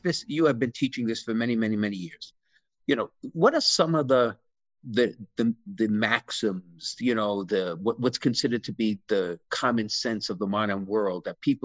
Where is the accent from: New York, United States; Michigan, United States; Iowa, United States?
New York, United States; New York City; when we were growing up in Brooklyn